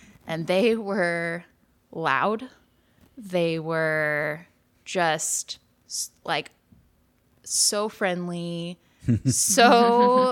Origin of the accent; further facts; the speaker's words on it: Oklahoma, United States; moved away as an adult; also born or lived in Arkansas / South Texas / Katy, Texas; now in Dallas, United States; I am originally from Oklahoma and met Chris at the University of Oklahoma